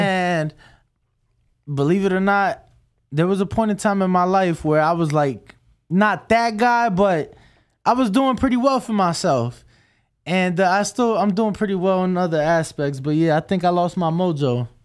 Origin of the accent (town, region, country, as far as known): Chicago, Illinois, United States; moved away